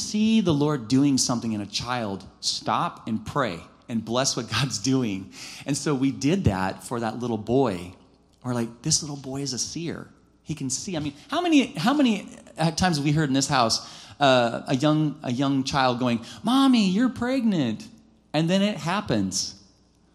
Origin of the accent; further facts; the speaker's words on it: United States; being an American without the language